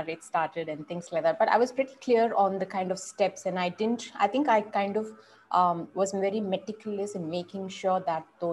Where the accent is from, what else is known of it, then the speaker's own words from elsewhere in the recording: Bangalore, Karnataka, India; So I'm from Bangalore